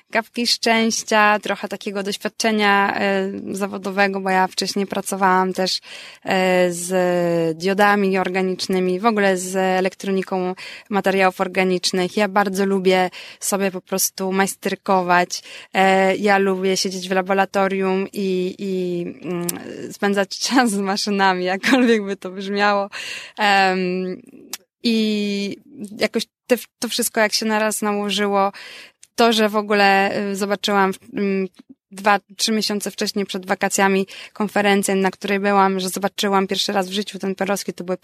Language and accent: Polish; Warsaw, Masovian Voivodeship, Poland; also born or lived in Wrocław; now in Valencia, Spain; pochodzę z Warszawy.